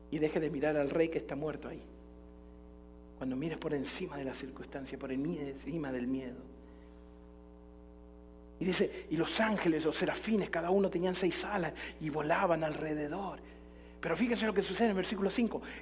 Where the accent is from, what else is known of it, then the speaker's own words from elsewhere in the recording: Jalisco, Mexico; Somos de Jalisco, no nos rajamos nunca, le metemos para adelante, ¿no?